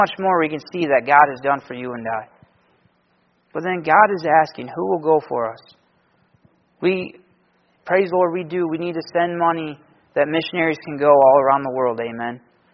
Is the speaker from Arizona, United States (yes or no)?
no; Michigan, United States; I'm from Michigan